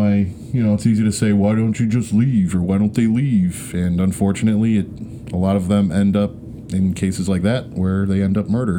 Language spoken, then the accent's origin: English; Western New York, United States; accent: Western New Yorker; with a funny accent because I'm American, probably, or Polish, or Western New Yorker.